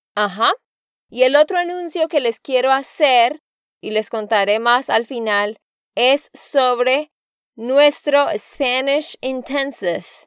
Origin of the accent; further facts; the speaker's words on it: Santander, Colombia; de Santander, Colombia